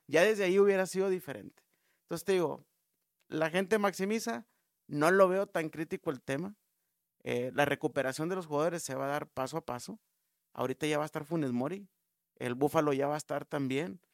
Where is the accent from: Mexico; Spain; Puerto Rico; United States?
Mexico; como mexicano